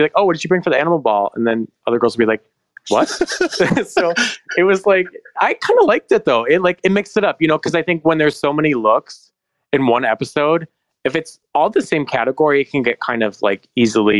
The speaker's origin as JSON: {"language": "English", "region": "Michigan", "country": "United States", "said": "I'm from Michigan."}